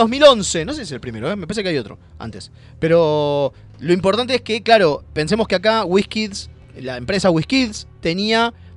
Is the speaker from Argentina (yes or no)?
yes; Argentina; nosotros como argentinos